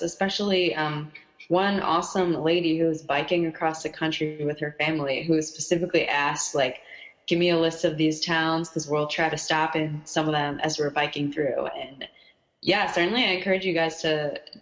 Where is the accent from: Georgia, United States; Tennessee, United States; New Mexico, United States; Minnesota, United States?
Minnesota, United States; Minneapolis; I'm from Minnesota, but I grew up in Minneapolis